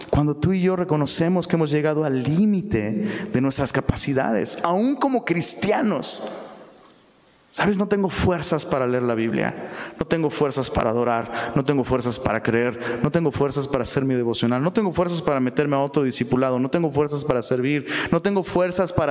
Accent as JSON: {"language": "Spanish", "region": "Mexico City", "country": "Mexico", "lives_now": "Monterrey, Mexico", "said": "yo me vine de Ciudad de México pensando, uy, en Monterrey, Nuevo León, las montañas, puro aire fresco, aire limpio, pobre de mí."}